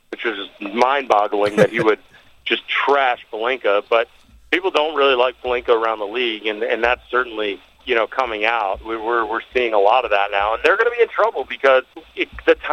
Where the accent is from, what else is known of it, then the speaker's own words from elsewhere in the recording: outside of Philadelphia, Pennsylvania, United States; I'm a, I'm a Philly guy. I grew up outside of Philadelphia.